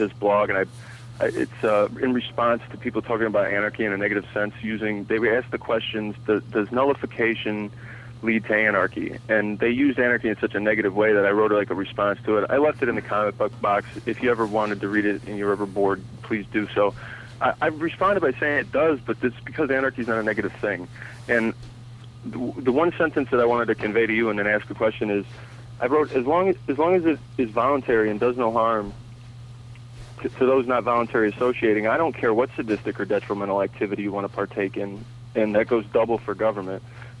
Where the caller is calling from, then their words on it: Ohio, United States; I'm calling from Ohio. I'm actually relatively near Utopia, Ohio.